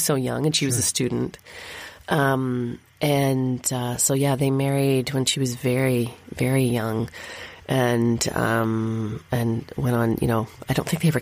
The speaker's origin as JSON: {"language": "English", "town": "Thunder Bay", "region": "Ontario", "country": "Canada", "tie": "born or raised there", "said": "I grew up in Thunder Bay"}